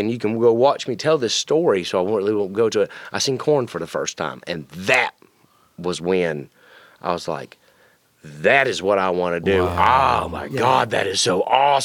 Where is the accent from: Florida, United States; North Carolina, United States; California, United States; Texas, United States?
North Carolina, United States; Wilkesboro; accent: twang; now in Cleveland, United States; I am from Wilkesboro, North Carolina